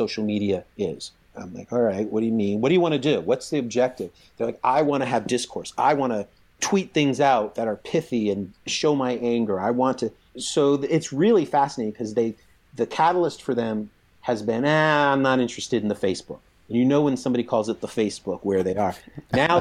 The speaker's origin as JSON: {"language": "English", "region": "East Coast", "country": "United States", "tie": "born or raised there", "said": "I grew up in the East Coast"}